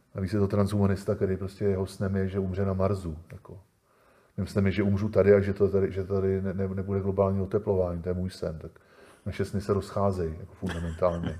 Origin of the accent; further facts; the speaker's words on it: Czechia; my u nás v Čechách